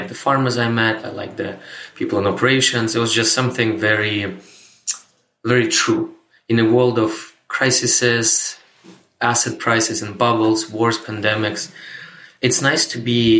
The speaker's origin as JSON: {"language": "English", "region": "Moscow", "country": "Russia", "tie": "born or raised there", "also_born_or_lived": "Canada", "moved": "as an adult", "said": "I was born and raised in Moscow, Russia, but I moved to Canada, North America in 2007"}